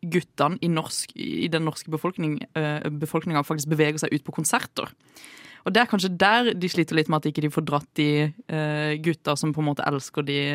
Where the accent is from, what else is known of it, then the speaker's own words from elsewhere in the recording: Sørlandet, Norway; jeg er sørlending